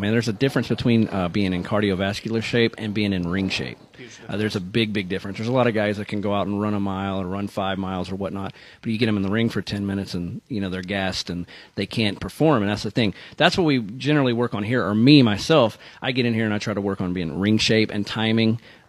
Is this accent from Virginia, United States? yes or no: yes; Norfolk, Virginia, United States; I grew up in Norfolk, Virginia, so I was in Crockett territory.